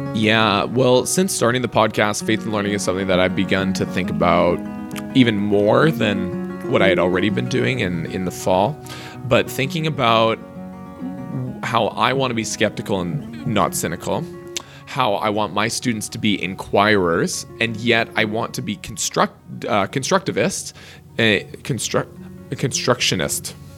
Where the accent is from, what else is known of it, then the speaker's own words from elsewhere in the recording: Lower Mainland, British Columbia, Canada; we are from the Lower Mainland of British Columbia in Canada